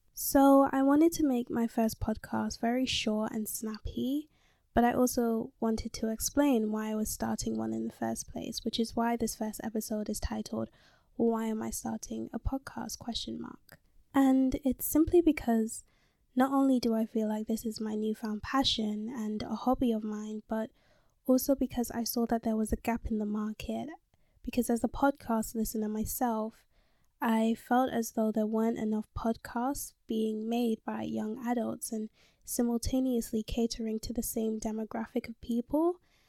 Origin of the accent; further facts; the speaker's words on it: London, United Kingdom; I was born and raised in London, and I'm currently 19 years old. Yes, I said I was born and raised in London.